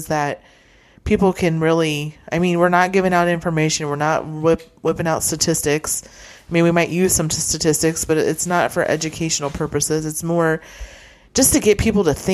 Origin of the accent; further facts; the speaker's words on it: Friend, Nebraska, United States; when I grew up there.